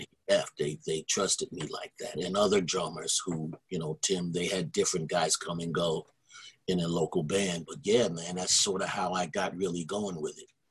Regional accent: Ohio, United States; moved away as an adult; also born or lived in Berkeley, California; I'm from Ohio

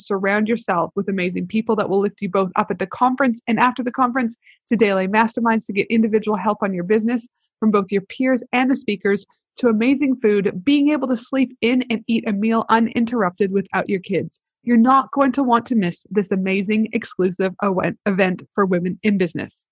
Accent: Albuquerque, New Mexico, United States; moved away as an adult; also born or lived in Canada / Alberta, Canada; now in Australia; I'm from Canada, but I lived, did my high school and undergrad in Albuquerque, New Mexico

